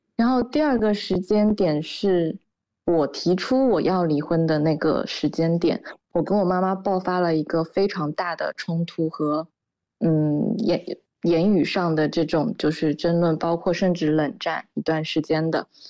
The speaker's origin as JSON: {"language": "Chinese", "region": "Shanghai", "country": "China", "said": "我也在上海嘛，我们家也是上海的"}